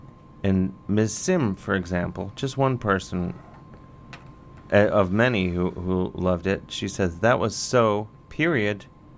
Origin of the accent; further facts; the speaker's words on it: Cleveland, Ohio, United States; moved away; My hometown.